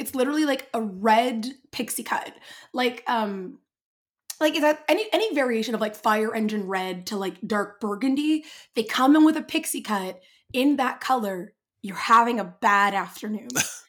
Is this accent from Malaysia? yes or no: no; England, United Kingdom; You're going to ask for a manager and then slap me because I'm English.